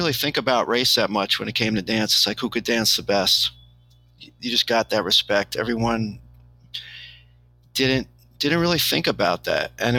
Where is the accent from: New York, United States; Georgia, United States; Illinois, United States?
New York, United States; New York City; I have all my friends in New York City already. Like I grew up in New York City.